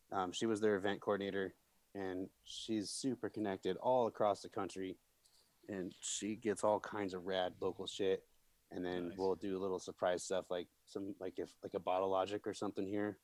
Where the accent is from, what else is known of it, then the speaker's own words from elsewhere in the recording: Peoria, Illinois, United States; I grew up in Peoria, fucking Illinois.